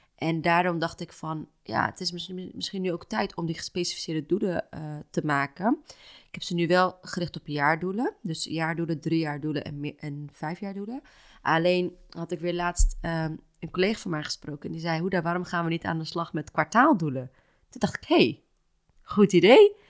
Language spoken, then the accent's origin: Dutch; Houten, Utrecht, Netherlands; now in Amsterdam, Netherlands; Ik ben niet opgegroeid in Amsterdam, ik ben opgegroeid in Houten